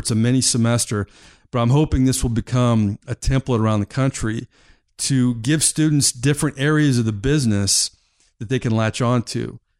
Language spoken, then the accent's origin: English; Titusville, Florida, United States; also born or lived in Tallahassee / Jacksonville / New Orleans; now in Tampa, United States; I grew up in Florida, in Titusville, Florida, on the East Coast